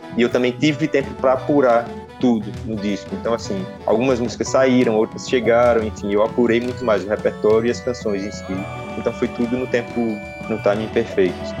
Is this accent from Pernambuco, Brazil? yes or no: yes; Petrolina, Pernambuco, Brazil; eu sou de Petrolina